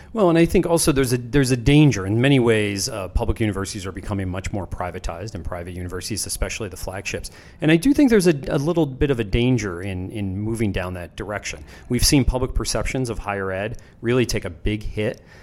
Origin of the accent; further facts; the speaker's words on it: Pennsylvania, United States; moved away; I grew up in Pennsylvania, the same way around Penn State